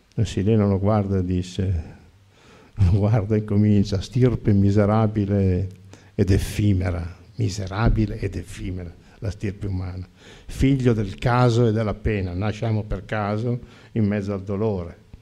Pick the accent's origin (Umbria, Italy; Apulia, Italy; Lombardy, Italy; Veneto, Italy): Lombardy, Italy; E perché sono nato in Lombardia? E perché sono nato in una famiglia di dieci figli?